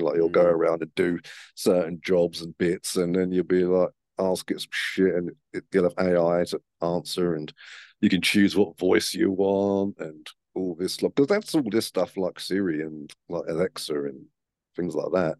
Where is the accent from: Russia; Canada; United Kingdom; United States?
United Kingdom; as a British man